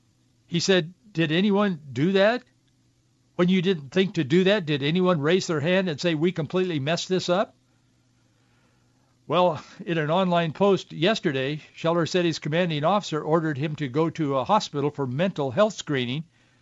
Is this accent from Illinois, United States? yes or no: no; Yakima Valley, Washington, United States; Growing up in the Yakima Valley